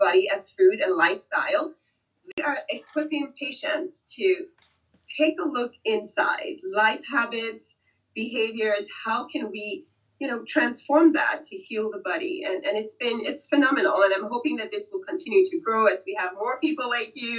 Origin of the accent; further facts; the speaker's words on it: Nigeria; moved away; I'm originally from Nigeria